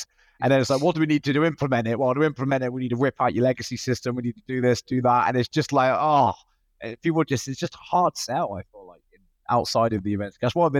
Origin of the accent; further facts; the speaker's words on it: Australia; Yeah, I'm the Aussie.